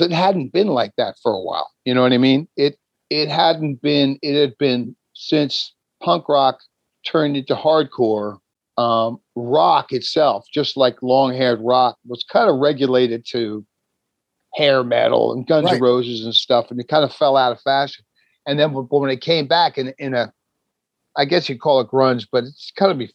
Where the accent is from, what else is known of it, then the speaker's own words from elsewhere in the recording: New Jersey, United States; I'm from New Jersey